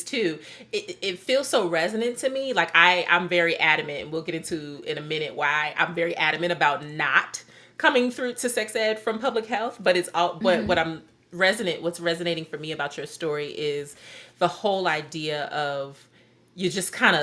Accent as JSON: {"language": "English", "region": "Midwest", "country": "United States", "said": "as a Midwesterner"}